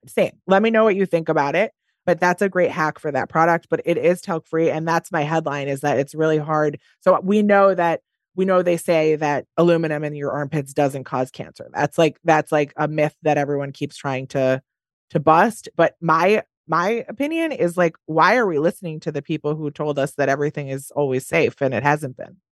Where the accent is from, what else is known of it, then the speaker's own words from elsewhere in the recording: Wisconsin, United States; I'm from Wisconsin